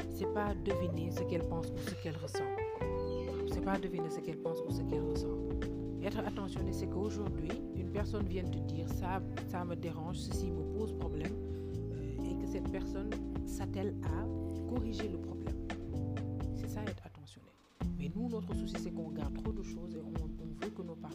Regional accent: Senegal; je suis sénégalaise.

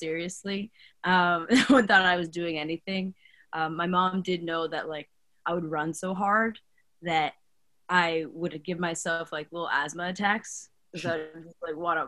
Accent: New York City, New York, United States; I'm from New York

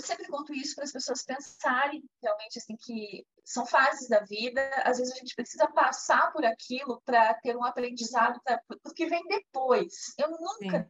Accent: Curitiba, Paraná, Brazil; eu sou curitibana, moro aqui no Brasil

